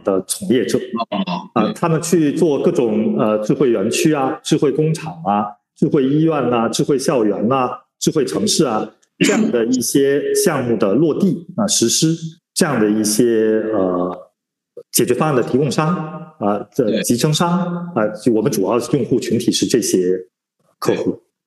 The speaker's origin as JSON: {"language": "Chinese", "country": "China", "said": "我们中国人"}